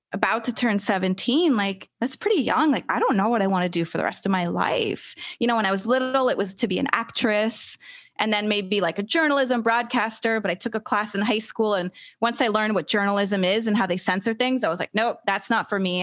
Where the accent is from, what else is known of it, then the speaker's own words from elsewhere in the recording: United States; I'm an American